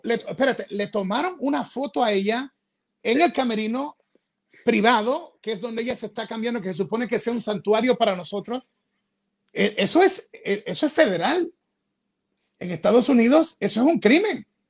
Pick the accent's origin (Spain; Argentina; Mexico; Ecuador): Ecuador; yo soy ecuatoriano